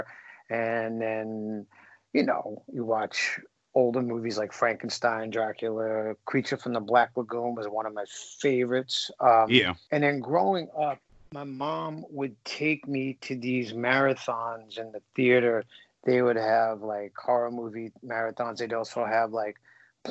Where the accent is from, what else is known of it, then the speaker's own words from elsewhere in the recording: New York City, New York, United States; I grew up in the Bronx, New York